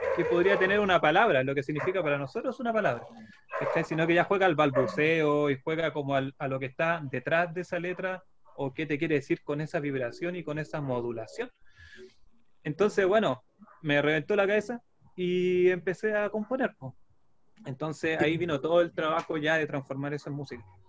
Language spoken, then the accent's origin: Spanish; Santiago, Santiago Metropolitan Region, Chile; now in San Antonio, Chile; nací, en, San Miguel, en La Victoria, la población de La Victoria